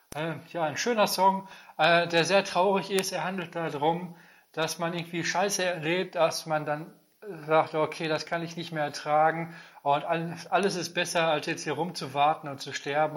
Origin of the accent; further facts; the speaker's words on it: Germany; als Deutscher